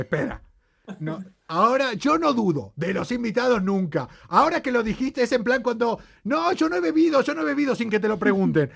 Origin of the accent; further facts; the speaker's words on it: Argentina; now in Spain; Fina Grosso y yo hacemos un programa desde España, si bien somos dos argentinos